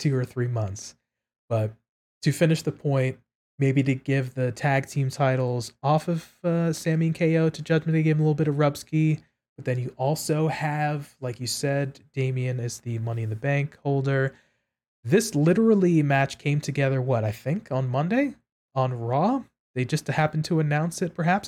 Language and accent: English; New York City, New York, United States; I'm from New York City